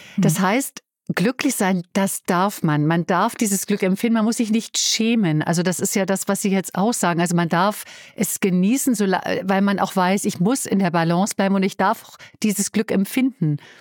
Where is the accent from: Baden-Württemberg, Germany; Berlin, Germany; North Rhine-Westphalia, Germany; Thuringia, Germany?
Berlin, Germany; das darf ich an der Stelle als Berlinerin sagen